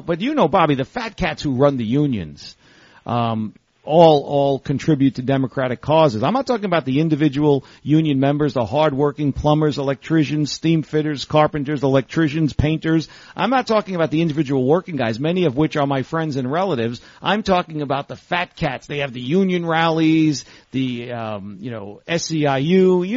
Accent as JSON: {"language": "English", "town": "New York City", "region": "New York", "country": "United States", "said": "I'm from the Bronx. I'm from the northeast corner up there, right where the Bronx touches Westchester County, Orchard Beach, Pelham Bay Park, and that was it. Still is a nice part of the Bronx."}